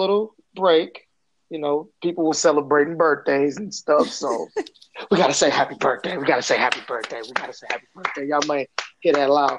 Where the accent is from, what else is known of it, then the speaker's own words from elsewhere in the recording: Flint, Michigan, United States; I'm from Flint, Michigan